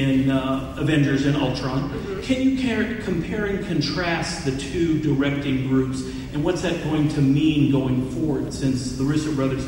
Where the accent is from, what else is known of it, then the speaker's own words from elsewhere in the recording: College Station, Texas, United States; I'm from College Station, Texas